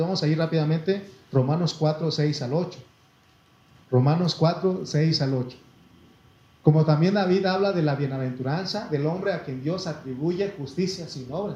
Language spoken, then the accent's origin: Spanish; Mexico; soy mexicano hasta me llevo en la sangre y la piel